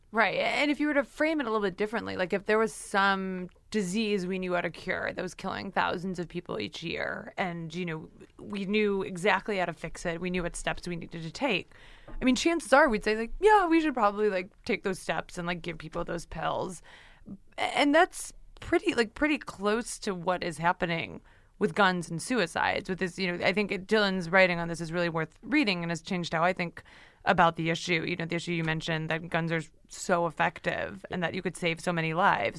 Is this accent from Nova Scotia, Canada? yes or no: no; Ontario, Canada; now in United States; I grew up in Ontario